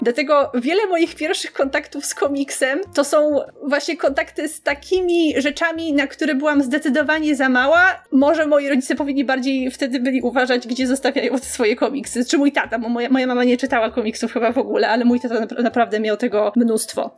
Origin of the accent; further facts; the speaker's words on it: Poland; jak wszystkie dzieci w Polsce, oglądałam je na Polsacie